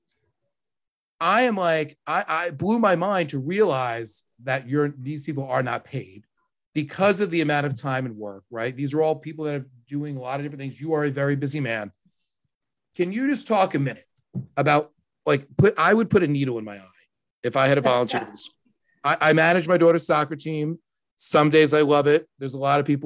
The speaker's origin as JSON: {"language": "English", "town": "Riverhead", "region": "New York", "country": "United States", "tie": "born or raised there", "said": "I grew up at exit 73 in Riverhead at the very end"}